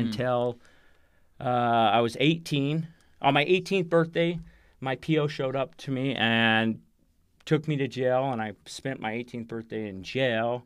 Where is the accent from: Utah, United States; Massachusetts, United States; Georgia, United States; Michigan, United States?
Utah, United States; Provo; I grew up in Provo